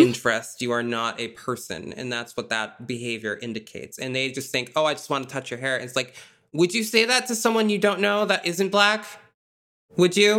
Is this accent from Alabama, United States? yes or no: no; Massachusetts, United States; I'm from Massachusetts